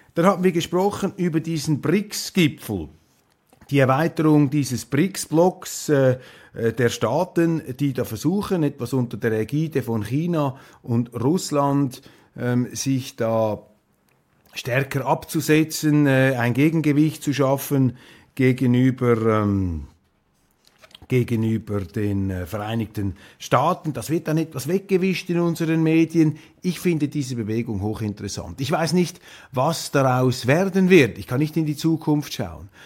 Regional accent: Switzerland; als Schweizer

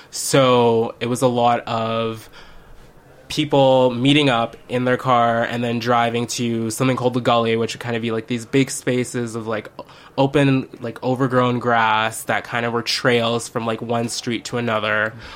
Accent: Canada; me being the Canadian visiting

